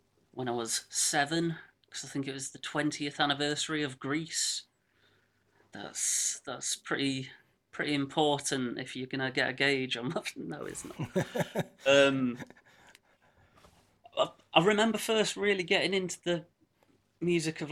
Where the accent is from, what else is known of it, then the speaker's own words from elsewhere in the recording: Bestwood Village, East Midlands, United Kingdom; moved away as an adult; also born or lived in Manchester / Netherlands; now in Hucknall, United Kingdom; I was brought up in a village called Bestwood Village